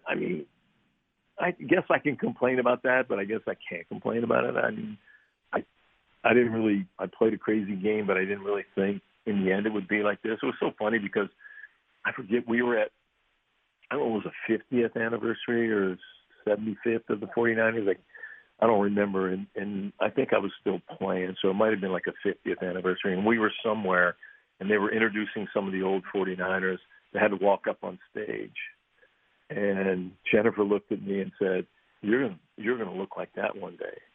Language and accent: English; Pittsburgh, Pennsylvania, United States; moved away; growing up in Pittsburgh